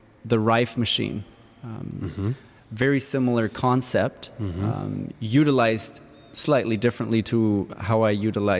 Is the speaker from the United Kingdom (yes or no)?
no; Germany; now in Victoria; I was brought up in Germany where it's very academic, all about science